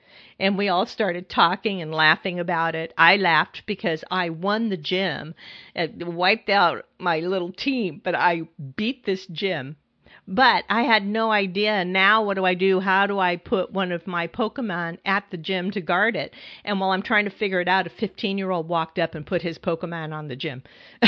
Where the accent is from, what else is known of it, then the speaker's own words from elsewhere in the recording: California, United States; now in New York City, United States; I'm originally from California, and I moved to New York City